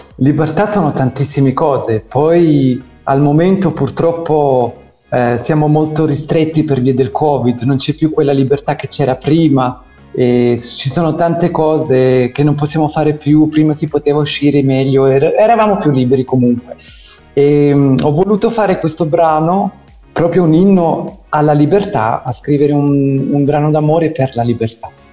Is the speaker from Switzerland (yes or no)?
yes; Zurich, Switzerland; moved away as an adult; now in Italy; sono nato e cresciuto in Svizzera sì. da genitori italiani che sono emigrati tantissimi anni fa